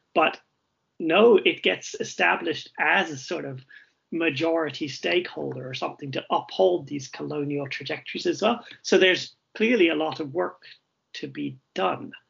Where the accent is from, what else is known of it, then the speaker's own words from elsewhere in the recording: Wilmington, North Carolina, United States; moved away as an adult; now in Norway; I'm originally from the United States, Wilmington, North Carolina, which is a very colonial place indeed